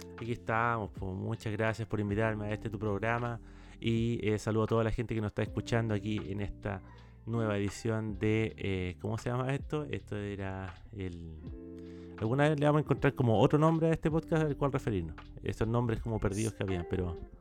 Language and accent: Spanish; Chile; tocomple le decimos a los completos en Chile.